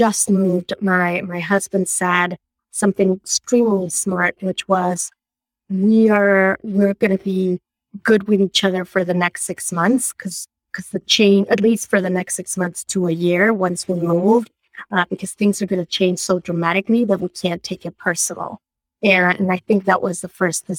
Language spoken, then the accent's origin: English; Mexico City, Mexico; moved away as an adult; now in Rhode Island, United States; I was born and raised in Mexico, in Mexico City.